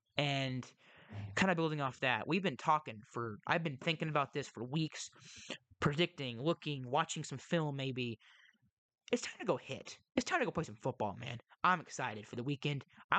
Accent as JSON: {"language": "English", "region": "Texas", "country": "United States", "said": "I am not the best at English at times. And I'm from Texas."}